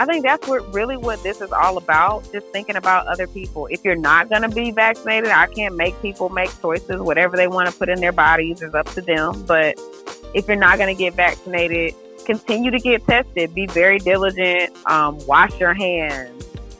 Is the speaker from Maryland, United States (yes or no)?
no; Decatur, Georgia, United States; also born or lived in Atlanta, Georgia; I grew up in Decatur, so I am a Georgia peach